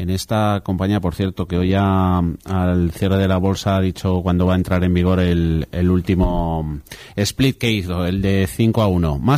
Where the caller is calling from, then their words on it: Barcelona, Catalonia, Spain; de Barcelona.